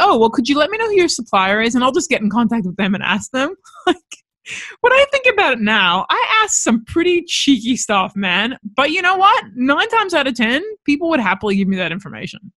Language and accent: English; Los Angeles, California, United States; now in Australia; I was born and raised in Los Angeles.